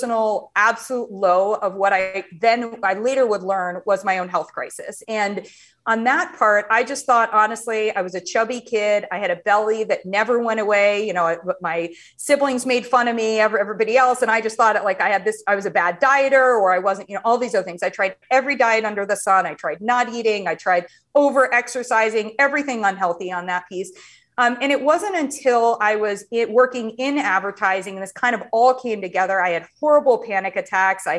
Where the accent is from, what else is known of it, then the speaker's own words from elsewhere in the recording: Ohio, United States; moved away; I grew up in Ohio